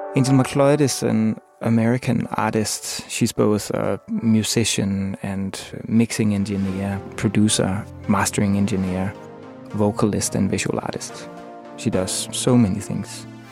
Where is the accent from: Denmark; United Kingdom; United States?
Denmark; Copenhagen, Capital Region of Denmark; I'm from Copenhagen, Denmark.